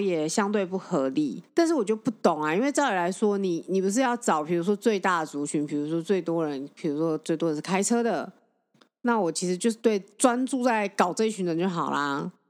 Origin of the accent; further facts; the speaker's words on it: Taiwan; 我们台湾人